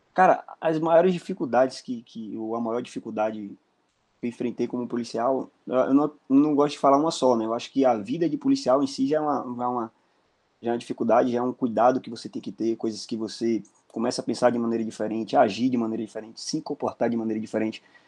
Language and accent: Portuguese; Mutuípe, Bahia, Brazil; now in Brasília, Brazil; sou natural da cidade de Mutuípe, Bahia